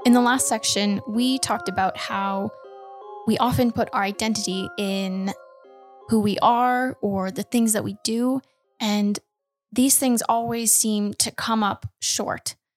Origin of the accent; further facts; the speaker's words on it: Canada; Canadian. I'm Canadian.